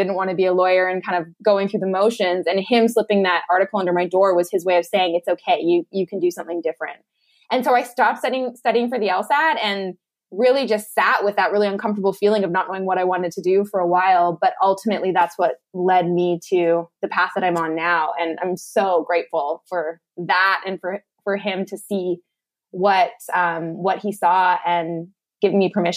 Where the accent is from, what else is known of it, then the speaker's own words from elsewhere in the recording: Lethbridge, Alberta, Canada; moved away as an adult; also born or lived in Malaysia; moved back home to my hometown of Lethbridge, Alberta